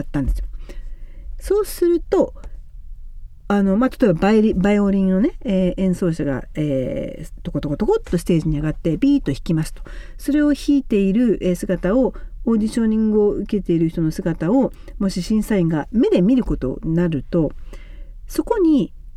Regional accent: Japan; first language Japanese; moved away as an adult; also born or lived in United States; 私はたまたま、まあ、日本で生まれて育ってますけどアメリカで就職をしたので

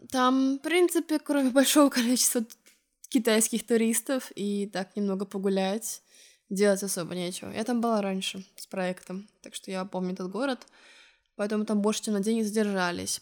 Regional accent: Estonia; moved away as an adult; now in Lisbon, Portugal; из Эстонии.

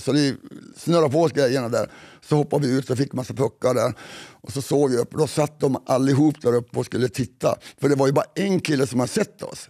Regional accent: Kiruna area, Norrbotten County, Sweden; var vi kommer ifrån, lite norr om

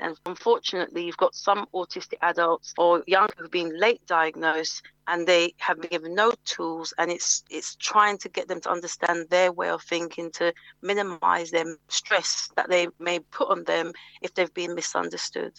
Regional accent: Mitcham, London, United Kingdom; I grew up in Mitcham

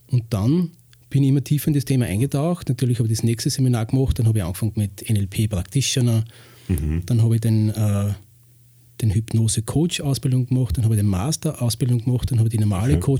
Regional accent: Lower Austria, Austria; born there; ich bin 46, bin ursprünglich im Waldviertel geboren und lebe schon seit 16 Jahren in Weinviertel.

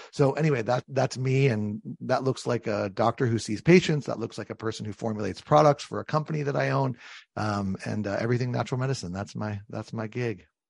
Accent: San Diego, California, United States; now in Connecticut, United States; I come from San Diego, California, is where I was born

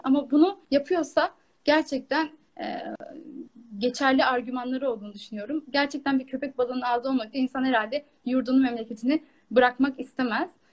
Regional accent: Kars, Kars Province, Turkey; Karslı olarak yani hayatım boyunca Karslıyım

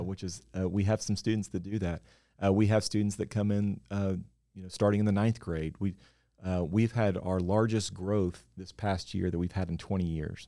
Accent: West Virginia, United States; moved away as an adult; now in Nashville, United States; I grew up in West Virginia

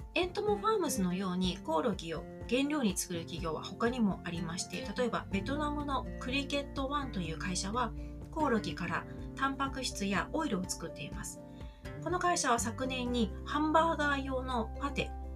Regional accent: Kanto, Japan; 私は関東の生まれで関東で育った人間なんですが

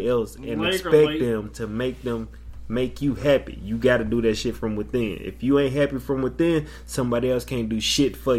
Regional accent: Tupelo, Mississippi, United States; I'm from Mississippi, shout out to Ball Mississippi, Tupelo Mississippi

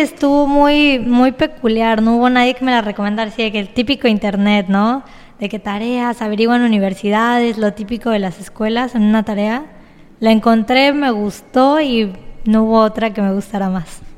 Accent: Cozumel, Quintana Roo, Mexico; yo soy cozumeleña, 100% quintanarroense

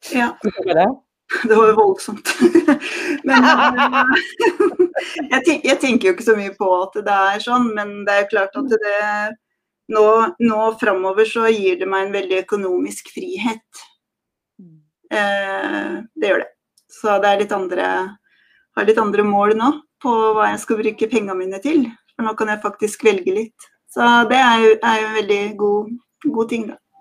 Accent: Skien, Vestfold og Telemark, Norway; jeg har vokst opp på landet i Skien, i Fjelldalen.

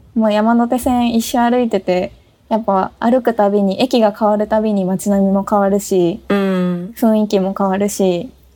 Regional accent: Tokyo, Japan; also born or lived in Kyoto / Kawasaki; 私ね、東京生まれ東京育ち

